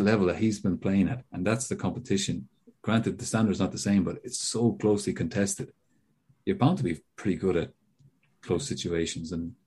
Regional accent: Ireland; as an Irishman

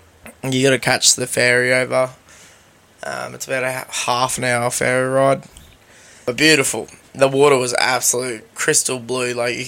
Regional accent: Australia; I am Australian.

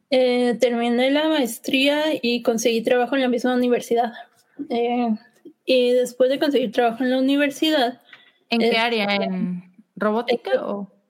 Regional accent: Salamanca, Guanajuato, Mexico; moved away as an adult; also born or lived in Querétaro / Sheffield, England / Monterrey; now in York, United Kingdom; nací en Salamanca, Guanajuato, pero, viví dos, años en Querétaro, ¿verdad? Sí, así es.

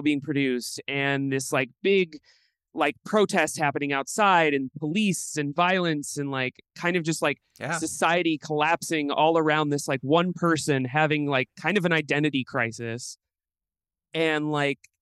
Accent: Midwest, United States; growing up in the Midwest

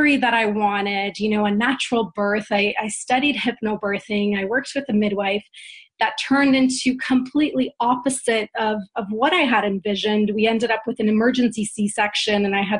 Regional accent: Canada; also born or lived in Poland; I was born in Poland and raised in Canada since I was 6 years old.

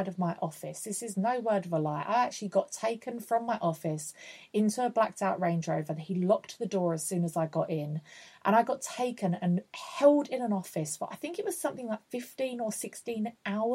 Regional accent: Essex, East of England, United Kingdom; also born or lived in London; I'm from Essex.

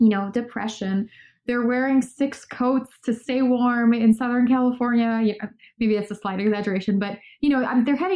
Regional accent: Poland; moved away; also born or lived in Chicago, United States / Los Angeles, United States; I grew up in Poland, which is next to the Ukraine

